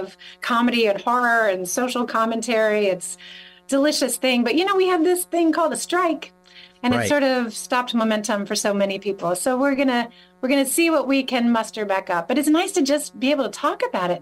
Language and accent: English; North Carolina, United States; moved away as an adult; when I was growing up in North Carolina